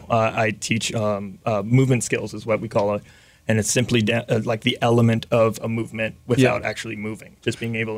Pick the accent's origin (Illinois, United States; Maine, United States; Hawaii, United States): Hawaii, United States; Mililani; I am from Hawaii.